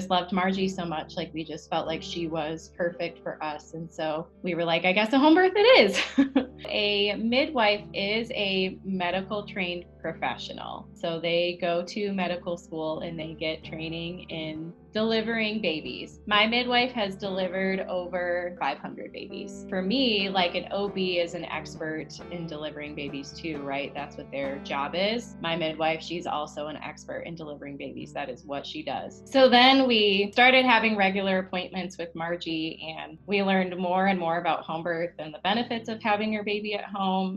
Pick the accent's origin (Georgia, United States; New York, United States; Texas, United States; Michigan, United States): Michigan, United States; Bridgeport; now in Flagstaff, United States; I'm originally from Bridgeport, Michigan, but now my partner and I live in Flagstaff, Arizona